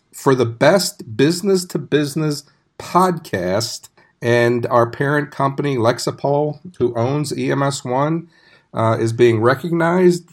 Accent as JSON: {"language": "English", "town": "New York City", "region": "New York", "country": "United States", "tie": "born or raised there", "also_born_or_lived": "Arlington, Texas", "moved": "as an adult", "said": "I grew up in New York City"}